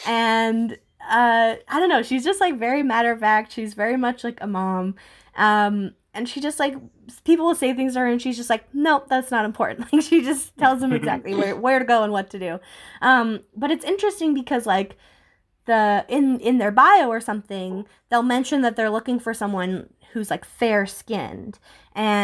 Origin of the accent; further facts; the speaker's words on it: Canada; I'm white, I'm from Canada